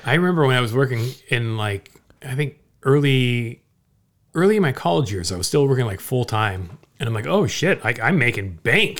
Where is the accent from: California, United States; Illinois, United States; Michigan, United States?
California, United States; Orange County, Southern; growing up in Southern California, in Orange County